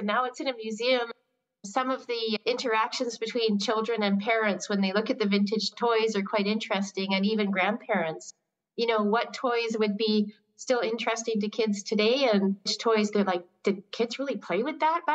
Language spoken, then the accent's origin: English; Qualicum Beach, British Columbia, Canada; moved away as an adult; also born or lived in Montreal / Borneo; I went straight from being born and raised in Qualicum Beach to studying in Montreal